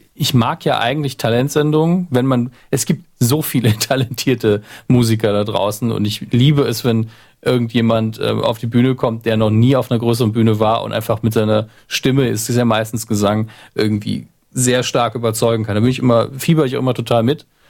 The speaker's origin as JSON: {"language": "German", "region": "Saarland", "country": "Germany", "said": "meine Heimat, am nächsten im Saarland liegt"}